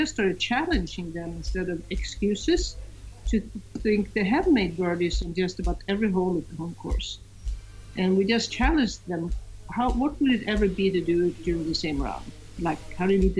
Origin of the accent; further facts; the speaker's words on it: Sweden; I'm from Sweden